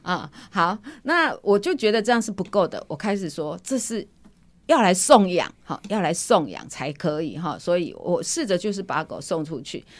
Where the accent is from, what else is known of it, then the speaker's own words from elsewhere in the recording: Kaohsiung, Taiwan; 那我来自， 来自高雄哈，我来自高雄。